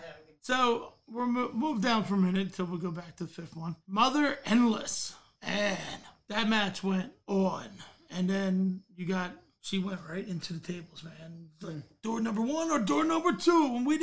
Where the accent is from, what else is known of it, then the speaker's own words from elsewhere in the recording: Delaware County, Pennsylvania, United States; I'm a Delco kid.